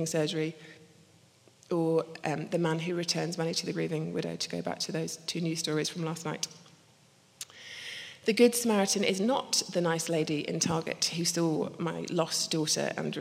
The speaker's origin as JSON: {"language": "English", "region": "Scotland", "country": "United Kingdom", "also_born_or_lived": "Belfast", "said": "I'm actually Scottish."}